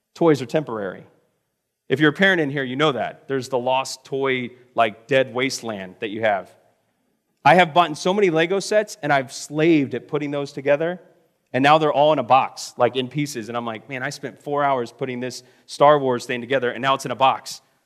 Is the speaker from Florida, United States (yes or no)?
yes; Florida, United States; moved away as an adult; also born or lived in Missouri; I'm from Florida